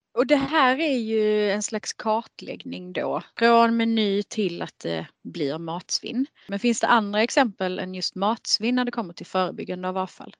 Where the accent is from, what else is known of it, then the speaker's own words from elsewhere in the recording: Skåne, Sweden; Jag är i Skåning